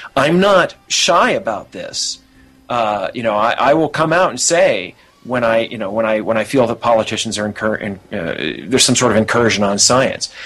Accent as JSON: {"language": "English", "country": "United States", "said": "I'm an American"}